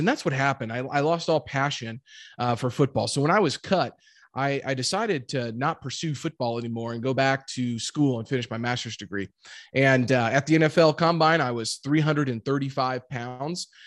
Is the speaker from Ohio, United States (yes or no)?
no; Jefferson City, Missouri, United States; also born or lived in Warrensburg, Missouri; I grew up in Jefferson City, Missouri